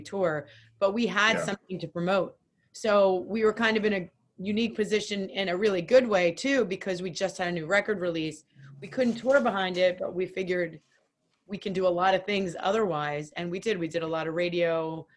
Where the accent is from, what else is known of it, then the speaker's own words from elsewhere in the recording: Philadelphia, Pennsylvania, United States; moved away as an adult; now in New Jersey, United States; We're all from Philly.